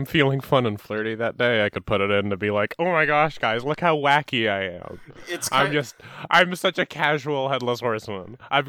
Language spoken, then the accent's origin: English; Canada; accent: Canadian; I'm from Canada, so you're gonna... the Canadian accent's tricky because I slip into Minnesota so easily.